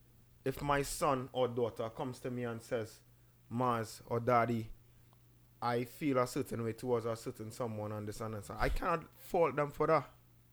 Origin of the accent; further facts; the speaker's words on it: New York, United States; also born or lived in Caribbean; I grew up in the Caribbean. I grew up in New York, right? But when I went to the Caribbean, I got the end of primary school into secondary school.